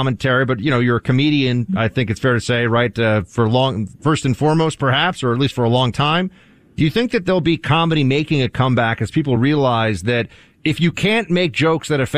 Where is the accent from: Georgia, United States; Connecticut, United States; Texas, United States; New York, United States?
New York, United States; New York City; I'm a New Yorker and born and raised